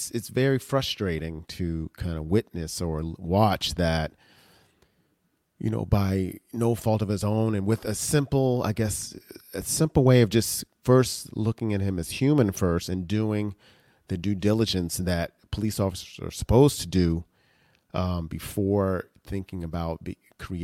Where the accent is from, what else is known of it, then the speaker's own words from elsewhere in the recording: Cincinnati, Ohio, United States; I'm from the Cincinnati area